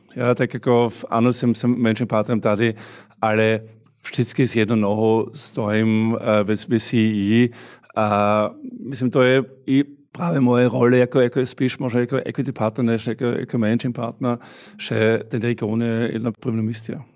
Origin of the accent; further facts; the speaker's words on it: Austria; Czech is a second language; now in Czech Republic; já jsem samozřejmě hrdý Rakošánem